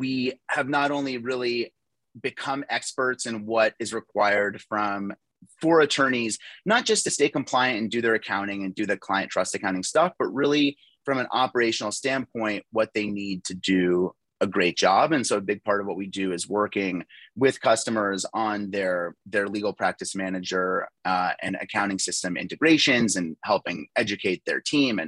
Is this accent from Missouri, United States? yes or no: no; Phoenix, Arizona, United States; also born or lived in Toronto, Canada; I moved to Phoenix when I was 6 years old. I grew up here. Phoenix is home.